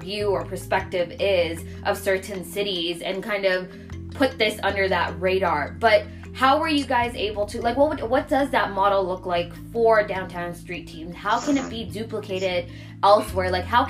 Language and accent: English; Toronto, Ontario, Canada; we're from Toronto